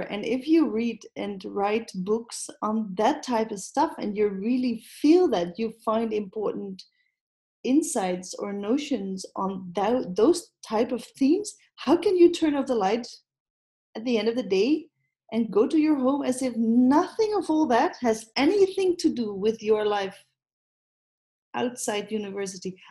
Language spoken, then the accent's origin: English; Netherlands; I am Dutch